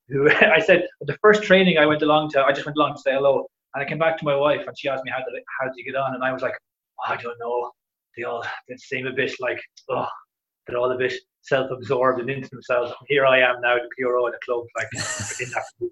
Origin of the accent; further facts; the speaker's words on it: Drumshanbo, Connacht, Ireland; moved away as an adult; also born or lived in Dublin, Ireland; now in Finland; I left Drumshambo pretty much when I was 18, and then I was living in Dublin, and then I moved from Dublin to here.